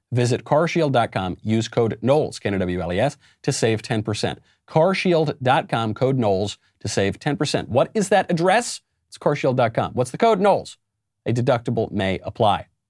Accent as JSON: {"language": "English", "region": "New York", "country": "United States", "tie": "born or raised there", "said": "my home state of New York"}